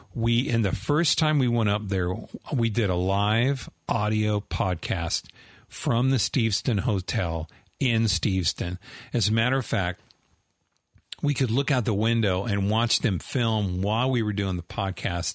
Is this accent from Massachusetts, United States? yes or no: no; Southern California, United States; I grew up in Southern California